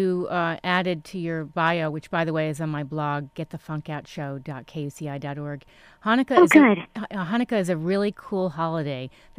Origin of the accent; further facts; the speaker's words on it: East Coast, United States; now in Orange County, United States; I'm from the East Coast